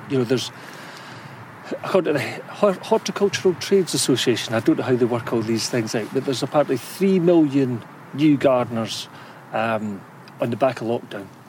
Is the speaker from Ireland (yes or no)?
no; St Andrews, Scotland, United Kingdom; I'm from St Andrews